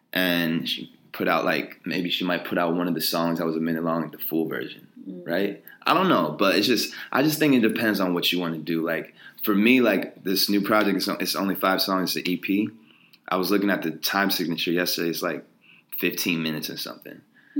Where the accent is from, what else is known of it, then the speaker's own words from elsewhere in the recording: New York City, New York, United States; Like it's kind of crazy to think like New York is like my hometown.